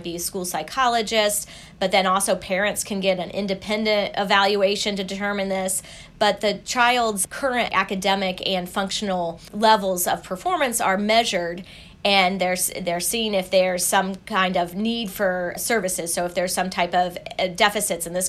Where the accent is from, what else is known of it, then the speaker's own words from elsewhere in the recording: Indiana, United States; moved away as an adult; also born or lived in Princeton, New Jersey; my home state in Indiana